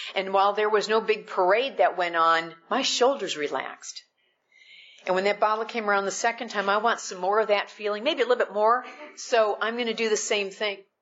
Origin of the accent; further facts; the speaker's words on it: Midwest, United States; I'm I'm from the Midwest